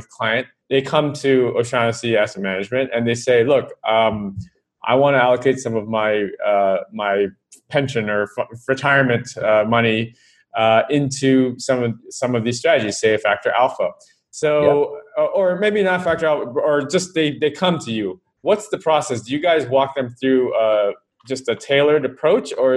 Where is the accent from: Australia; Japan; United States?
United States; now in Hong Kong; I'm American